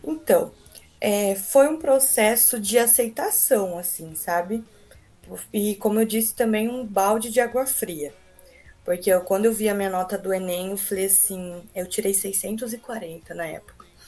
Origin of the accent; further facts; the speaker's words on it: Americana, São Paulo, Brazil; moved away as an adult; also born or lived in Rondonópolis, Mato Grosso; Eu sou natural de Americana, São Paulo, viajei bastante para estudar.